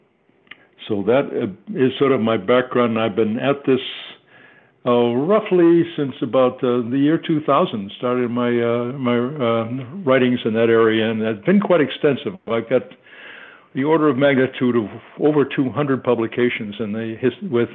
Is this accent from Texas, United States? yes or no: no; Gloucester, Massachusetts, United States; moved away; also born or lived in Kentucky / Connecticut; I grew up in Gloucester, Massachusetts, Cape Ann